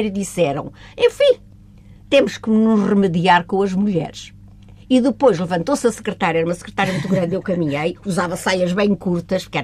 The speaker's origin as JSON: {"language": "Portuguese", "town": "Évora", "region": "Alentejo", "country": "Portugal", "tie": "born there", "said": "Sim, em Évora."}